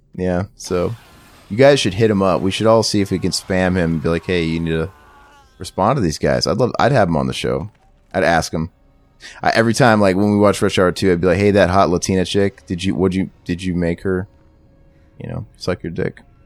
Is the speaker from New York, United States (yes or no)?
no; Missouri, United States; moved away; I'm from Missouri